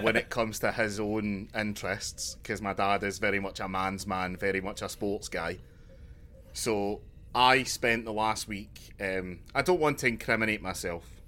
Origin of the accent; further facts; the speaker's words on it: Glasgow, Scotland, United Kingdom; I'm from Glasgow